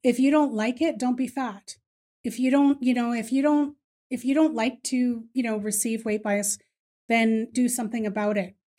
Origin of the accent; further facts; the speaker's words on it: Ireland; I am Irish, so I'm pretty loud